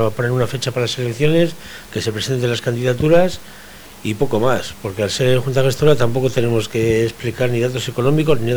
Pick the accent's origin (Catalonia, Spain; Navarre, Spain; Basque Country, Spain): Basque Country, Spain; Portugalete; que soy de Portugalete y, está y, vamos, nací aquí, viví dos años y luego toda mi juventud la he pasado aquí.